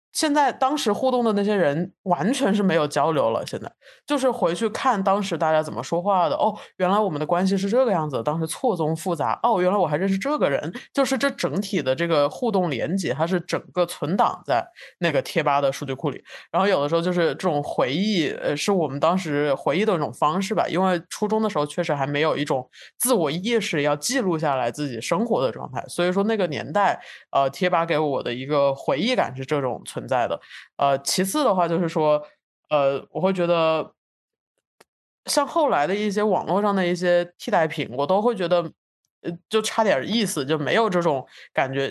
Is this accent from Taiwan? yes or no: no; China; 就是从一个从小在国内长大的